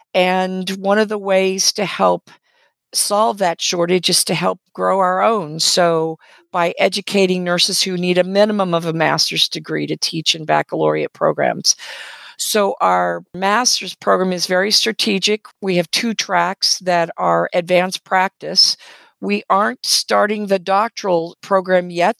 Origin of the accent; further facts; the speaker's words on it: West Coast, United States; also born or lived in Canada; now in Southwest Virginia, United States; I grew up on the West Coast